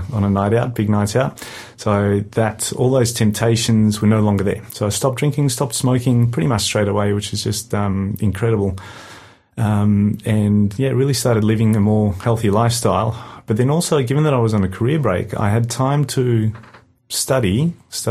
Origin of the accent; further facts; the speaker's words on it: South Africa; moved away; I'm South African originally, brought up a Christian